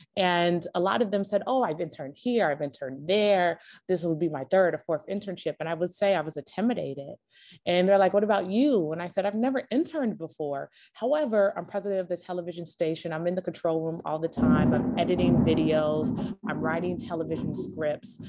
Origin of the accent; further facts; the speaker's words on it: Los Angeles, California, United States; moved away as an adult; also born or lived in New York; I was born and raised in Los Angeles, California